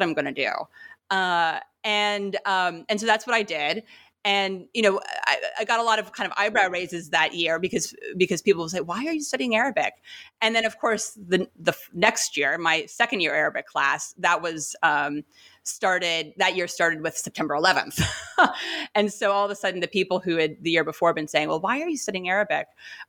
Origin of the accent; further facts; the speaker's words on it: New York City, New York, United States; I'm from New York City and don't kind of have any ties to the region kind of by background, by family or whatnot.